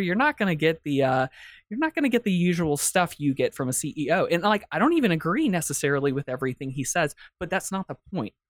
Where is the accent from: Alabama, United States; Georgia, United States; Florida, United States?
Georgia, United States; Atlanta; I'm from Atlanta, the cradle of the civil rights movement